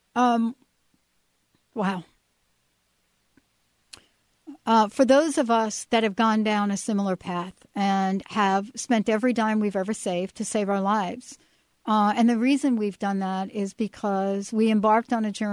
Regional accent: New Jersey, United States; now in Washington, United States; I was from New Jersey.

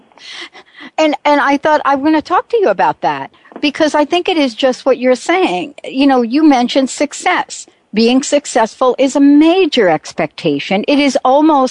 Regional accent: East Coast, United States; also born or lived in New Jersey; now in Washington, United States; I grew up on the East Coast, grew up in New York and New Jersey, but moved to Washington State

